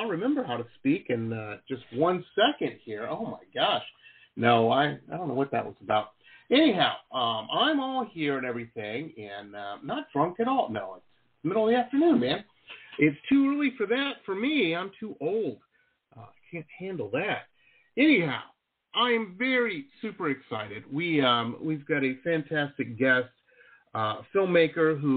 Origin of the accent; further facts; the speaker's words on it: Detroit, Michigan, United States; moved away as an adult; also born or lived in Canada / Boston / San Diego / California; I grew up in Metro Detroit.